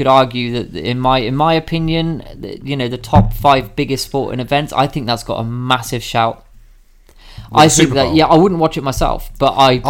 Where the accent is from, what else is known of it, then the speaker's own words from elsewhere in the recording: United Kingdom; I'm a British traditionalist